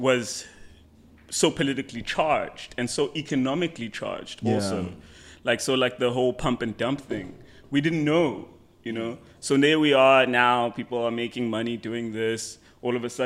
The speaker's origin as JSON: {"language": "English", "town": "Durban", "region": "KwaZulu-Natal", "country": "South Africa", "also_born_or_lived": "Johannesburg, South Africa", "moved": "yes", "said": "I'm from Durban"}